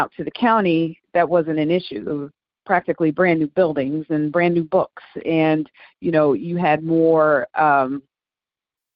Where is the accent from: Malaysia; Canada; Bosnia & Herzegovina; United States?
United States; St. Louis, Missouri; I'm from St. Louis, and in St. Louis, we have a desegregation program where our Black kids are bused